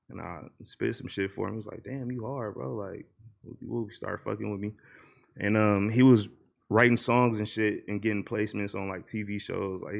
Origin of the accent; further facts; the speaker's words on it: Los Angeles, California, United States; I'm from Watts, bro. Like my granny stayed on like 84th and Van Ness and shit.